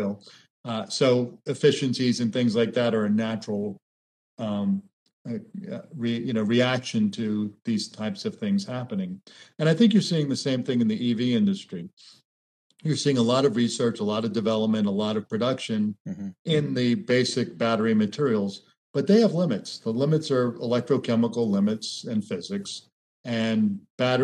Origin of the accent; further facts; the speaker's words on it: Florida, United States; I grew up in Florida